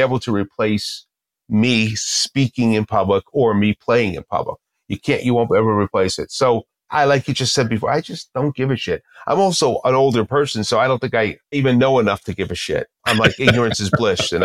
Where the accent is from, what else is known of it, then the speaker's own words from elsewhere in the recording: New Jersey, United States; I'm from Jersey